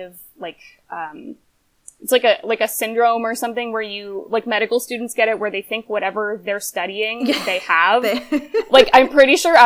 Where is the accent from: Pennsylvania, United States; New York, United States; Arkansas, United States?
Pennsylvania, United States; moved away as an adult; also born or lived in Atlanta / Davis, California / Sacramento; I grew up in Pennsylvania